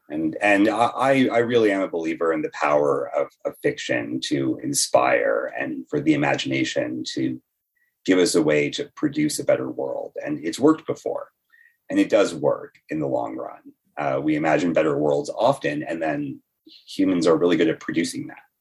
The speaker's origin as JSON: {"language": "English", "town": "Toronto", "region": "Ontario", "country": "Canada", "tie": "born or raised there", "also_born_or_lived": "Etobicoke / Brampton", "said": "I grew up bit in Etobicoke and then a bunch in Brampton. And now I live at Queen and Bathurst"}